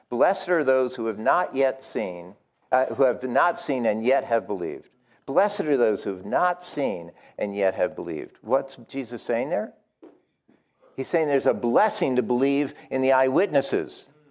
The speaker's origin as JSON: {"language": "English", "region": "New England", "country": "United States", "said": "I am from New England"}